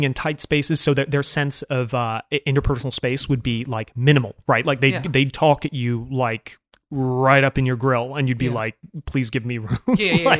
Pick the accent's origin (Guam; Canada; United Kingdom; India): United Kingdom; now in United States; I sound American, I'm from Britain, I moved around a lot as a kid, and I never realized this about British people until I moved to America